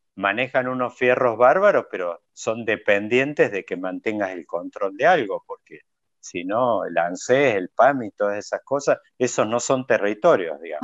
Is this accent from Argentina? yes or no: yes; Córdoba, Argentina; como buen cordobés somos descendientes de andaluces